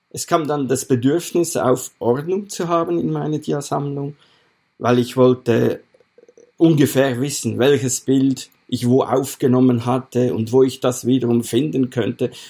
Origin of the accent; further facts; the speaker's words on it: Aargau, Switzerland; Ich bin in der Schweiz aufgewachsen, im nördlichen, nördlichsten Kanton der Schweiz, im Kanton Aargau. Wir sind ja auch Grenzkanton zu Deutschland. Da bin ich aufgewachsen, habe meine ganze Jugend und Kinderzeit da verbracht.